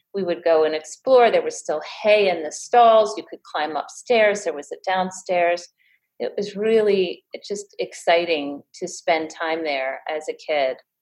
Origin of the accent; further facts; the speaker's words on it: Tivoli, New York, United States; I also grew up in the area. I grew up in Tivoli, so I've had a long, long history with the area